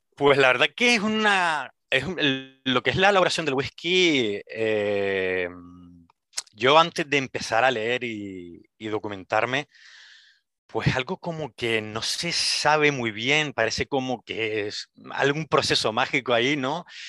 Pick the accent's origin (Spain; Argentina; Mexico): Spain; Las Palmas de Gran Canaria, Canary Islands; moved away as an adult; now in Edinburgh, United Kingdom; soy de Gran Canaria, de Las Palmas de Gran Canaria